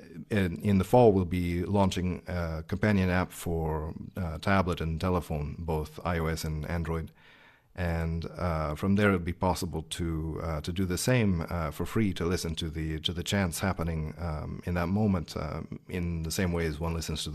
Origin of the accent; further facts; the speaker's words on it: Kansas, United States; I grew up in Kansas. I'm American.